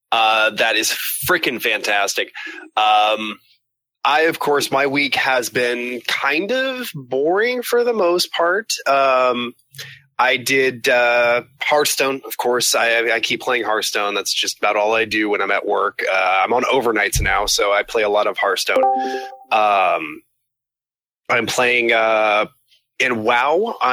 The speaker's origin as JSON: {"language": "English", "region": "Scotland", "country": "United Kingdom", "said": "I'm Scottish."}